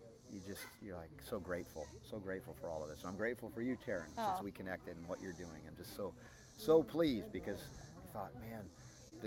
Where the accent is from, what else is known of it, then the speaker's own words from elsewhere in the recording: Georgia, United States; growing up in Georgia